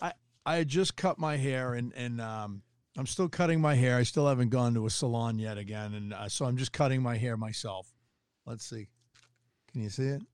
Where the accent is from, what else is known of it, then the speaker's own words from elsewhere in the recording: Tucson, Arizona, United States; I'm from Tucson